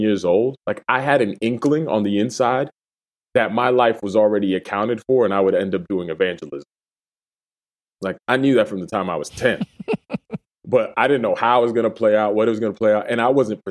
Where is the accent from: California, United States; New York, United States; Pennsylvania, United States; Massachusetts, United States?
Massachusetts, United States; also born or lived in Dominican Republic / Puerto Rico; I grew up in Massachusetts